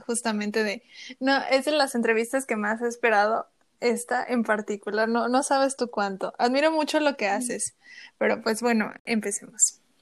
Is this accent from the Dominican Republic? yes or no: no; Chiapas, Mexico; moved away; soy de Chiapas, yo nací en Chiapas